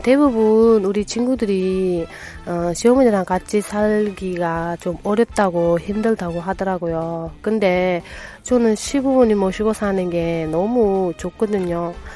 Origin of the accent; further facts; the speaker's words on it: Japan; Korean is a second language; now in South Korea; 일본에서 온